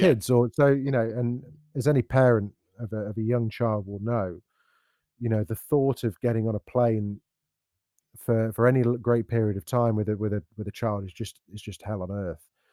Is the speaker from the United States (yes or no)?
no; Derby, East Midlands, United Kingdom; I grew up in Derby